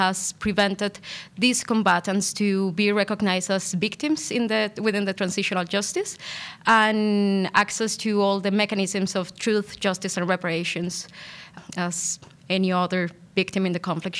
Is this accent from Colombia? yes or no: yes; Colombia; I'm originally from Colombia. I'm a qualified lawyer back in Colombia